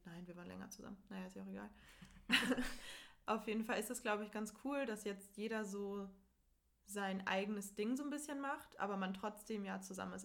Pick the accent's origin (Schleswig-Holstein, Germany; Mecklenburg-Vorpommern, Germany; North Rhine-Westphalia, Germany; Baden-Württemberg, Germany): Schleswig-Holstein, Germany; Itzehoe; moved away; wo ich herkomme, also aus Itzehoe.